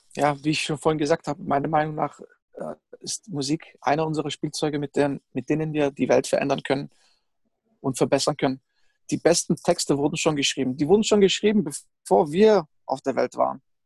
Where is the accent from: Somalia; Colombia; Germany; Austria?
Germany; Stuttgart area, Baden-Württemberg; ich bin ja auch aus dem Stuttgarter Raum